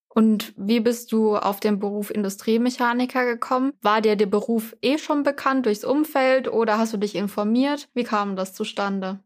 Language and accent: German; Germany; bei mir war es richtig kaffig. Und ich habe mir wirklich diese Woche mal mit meinen Geschwistern überlegt, wie viel Zeit ich in meinem Leben in diesem Bus gesessen habe, der immer dann nach Weinheim gefahren ist